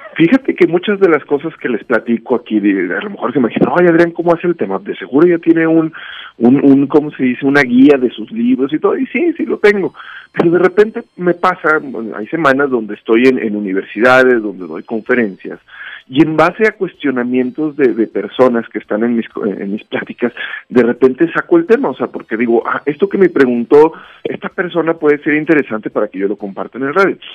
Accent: Mexico; los mexicanos somos muy dados, mexicanos en todos lados

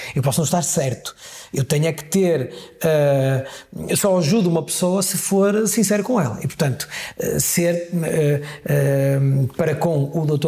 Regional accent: Guimarães, Norte, Portugal; also born or lived in Porto; eu sou natural de Pevidém, que é uma freguesia, é uma vila do Conselho de Guimarães

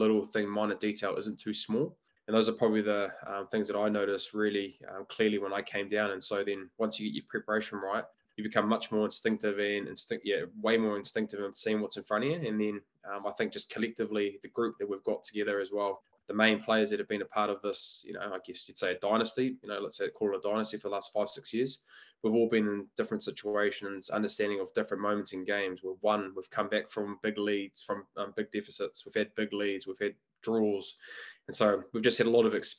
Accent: Auckland, New Zealand; I was born and bred in Auckland

